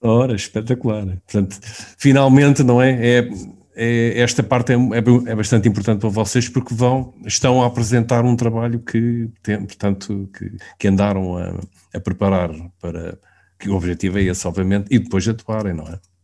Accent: Queluz, Lisbon, Portugal; eu sou aqui de Queluz

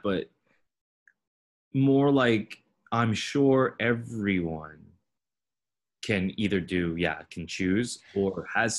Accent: Fremont, California, United States; I was from Fremont. And even back when I was growing up, Fremont wasn't as great as it is now.

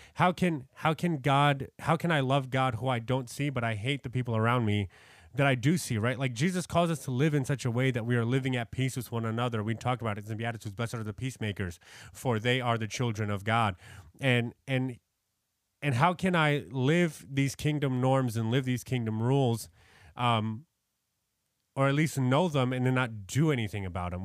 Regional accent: New York, United States; I'm from New York.

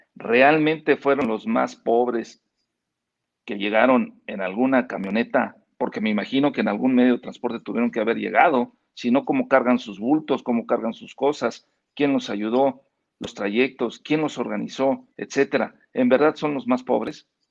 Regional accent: Mexico

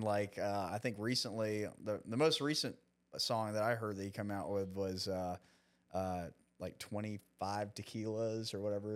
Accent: Dallas, Texas, United States; I grew up in Dallas

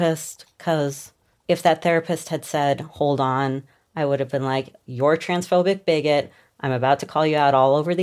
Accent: Cleveland, Ohio, United States; I grew up in Cleveland, like the daughter of like a community organizer.

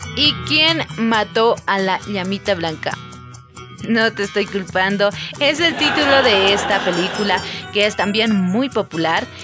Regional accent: Bolivia; en nuestro país

